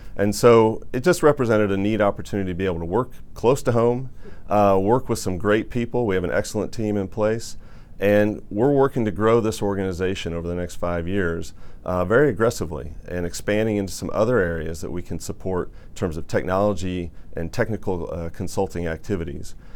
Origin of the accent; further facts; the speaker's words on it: Indiana, United States; growing up in Indiana, there was a lot of orthopedic uh, manufacturing going on up in Warsaw, Indiana.